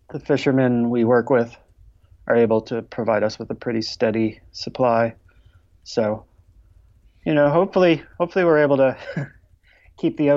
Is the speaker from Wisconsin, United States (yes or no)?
no; Buffalo, New York, United States; now in New York City, United States; I grew up in Buffalo, New York, so other side of the state.